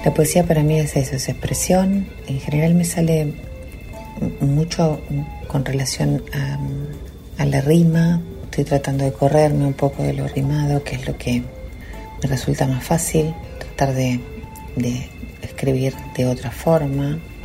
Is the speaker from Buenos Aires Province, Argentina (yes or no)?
yes; Mercedes, Buenos Aires Province, Argentina; now in La Plata, Argentina; soy oriunda de Mercedes, provincia de Buenos Aires